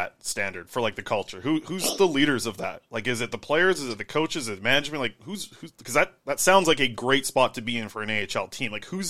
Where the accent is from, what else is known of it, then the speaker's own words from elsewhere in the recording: Nanaimo, British Columbia, Canada; he played in my hometown, so 10-year-old me was out there watching him play junior hockey, and the Irwin jerseys at the Frank Crane Arena in Nanaimo